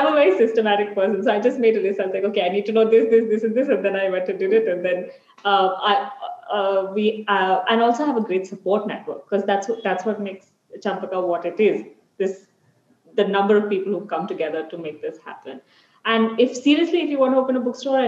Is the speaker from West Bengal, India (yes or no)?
no; Mumbai, Maharashtra, India; now in Bangalore, India; I grew up in Bombay, and whenever I visit my family in Bombay